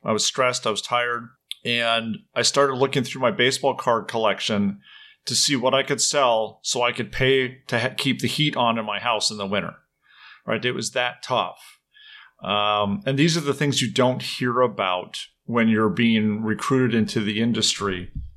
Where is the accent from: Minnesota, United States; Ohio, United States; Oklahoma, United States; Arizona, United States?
Minnesota, United States; also born or lived in Ireland; now in Madison, Wisconsin, United States; I grew up in Minnesota